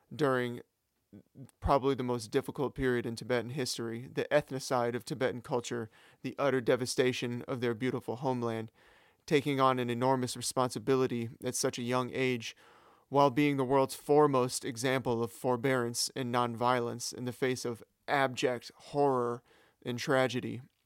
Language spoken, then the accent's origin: English; Sacramento, California, United States; my hometown of Sacramento